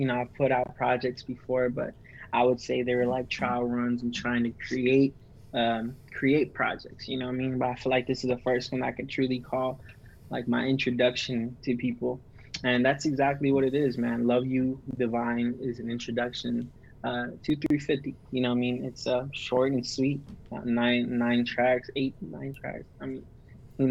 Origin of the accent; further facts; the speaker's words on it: McAllen, Texas, United States; I'm from McAllen, Texas, border town, Mexico, right on the tip of Texas